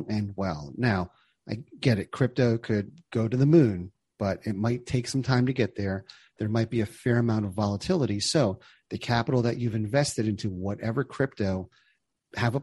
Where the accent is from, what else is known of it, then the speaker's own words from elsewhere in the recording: New Jersey, United States; I grew up in New Jersey.